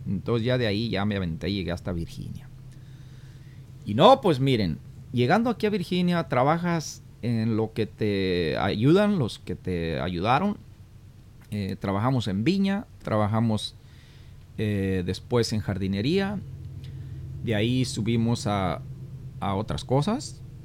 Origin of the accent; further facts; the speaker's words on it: Florencia, Zacatecas, Mexico; moved away as an adult; also born or lived in Guadalajara, Jalisco; now in United States; cómo comencé allá en Florencia, Zacatecas, cómo, donde fue que nací, cómo emigramos a Guadalajara